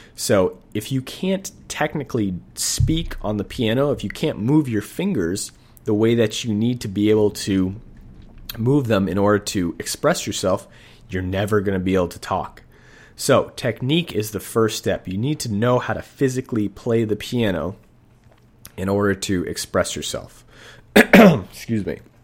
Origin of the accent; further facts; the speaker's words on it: Boston, Massachusetts, United States; now in Sacramento, United States; I'm actually from Boston, Massachusetts. I live in Sacramento right now